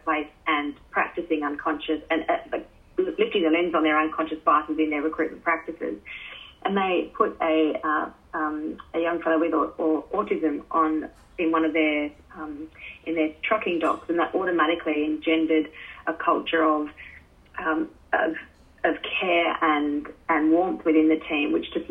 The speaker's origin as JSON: {"language": "English", "region": "North Queensland", "country": "Australia", "said": "you and I are both from North Queensland"}